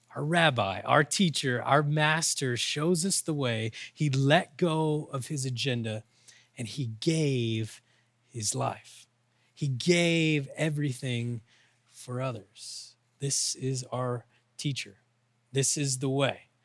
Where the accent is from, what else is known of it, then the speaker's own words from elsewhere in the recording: Oklahoma, United States; I'm from Oklahoma, we use those kind of words.